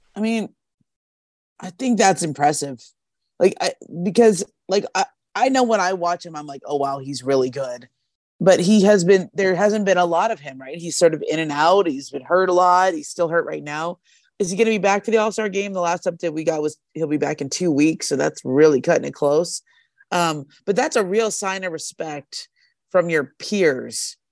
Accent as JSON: {"language": "English", "town": "Los Angeles", "region": "California", "country": "United States", "tie": "born or raised there", "said": "as a kid growing up in L A, like, I grew up on the Showtime Lakers."}